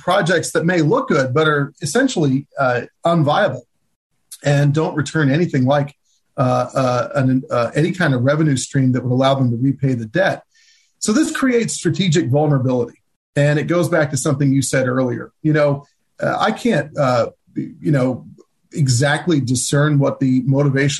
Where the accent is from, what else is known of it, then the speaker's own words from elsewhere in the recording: United States; as an American